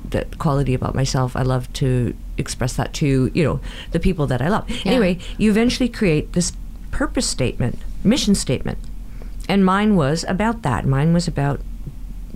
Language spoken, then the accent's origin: English; Burnaby, British Columbia, Canada; We grew up in Burnaby